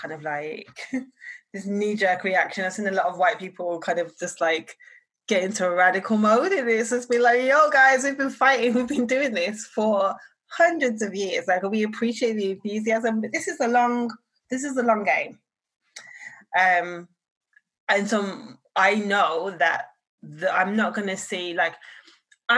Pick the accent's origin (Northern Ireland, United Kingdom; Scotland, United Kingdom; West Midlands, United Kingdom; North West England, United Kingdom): West Midlands, United Kingdom; Birmingham; now in London, United Kingdom; I'm from Birmingham